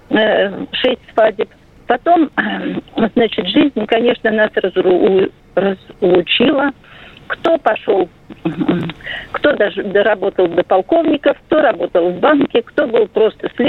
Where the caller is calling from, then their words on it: Nizhny Novgorod, Nizhny Novgorod Oblast, Russia; Я, хочу, я из Нижнего Новгорода.